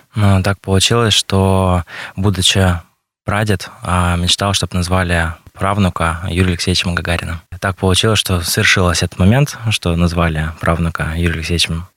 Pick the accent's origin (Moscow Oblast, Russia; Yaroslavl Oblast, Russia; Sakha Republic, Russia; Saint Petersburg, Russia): Sakha Republic, Russia; Mirny; родился здесь, в Якутии, в Мирном, в городе Мирном проживаю, получается, по сей день здесь